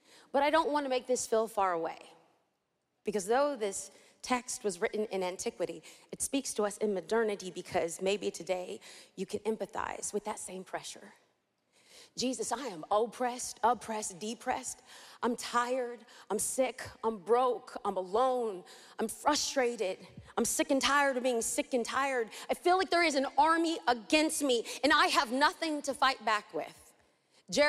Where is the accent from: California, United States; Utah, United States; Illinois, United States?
California, United States; Los Angeles; I'm from East